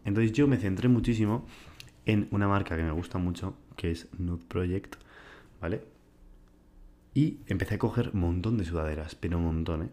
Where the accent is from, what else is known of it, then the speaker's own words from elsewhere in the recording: Huarte, Navarre, Spain; yo estaba en mi pueblo